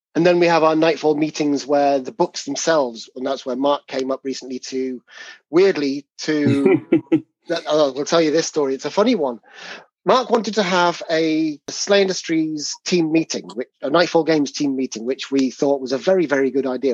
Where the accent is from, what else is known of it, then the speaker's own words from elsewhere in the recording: England, United Kingdom; you can tell our accents apart, even though we're both English